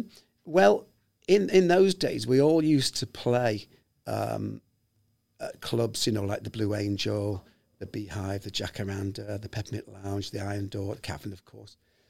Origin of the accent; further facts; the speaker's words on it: Liverpool, North West England, United Kingdom; accent: posh; moved away; Excuse my posh accent there, but I moved away from Liverpool 40 years ago, sir.